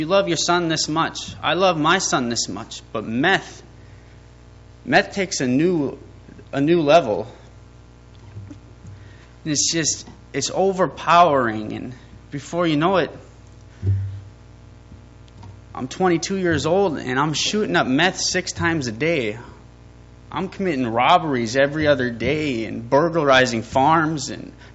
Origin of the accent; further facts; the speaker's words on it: Fargo, North Dakota, United States; I was born and raised in Fargo, North Dakota